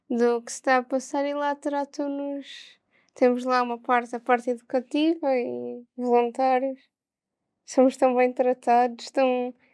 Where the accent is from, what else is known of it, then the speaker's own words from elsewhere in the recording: Porto, Norte, Portugal; Do Porto.